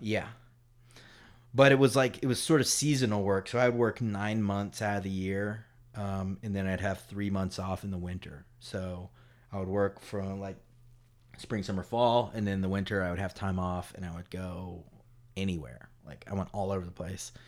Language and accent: English; Durham, North Carolina, United States; moved away as an adult; also born or lived in Paris, France / Chapel Hill; when we were growing up in Durham